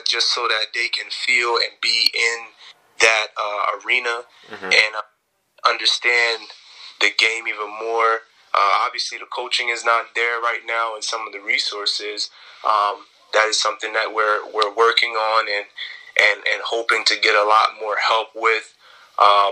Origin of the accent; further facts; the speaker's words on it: Jamaica; now in Tampa, United States; I'm originally from Jamaica